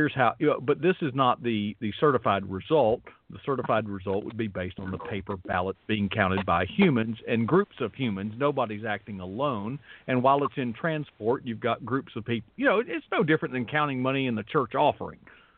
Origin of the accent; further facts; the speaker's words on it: Florida, United States; Yeah, I'm from Florida.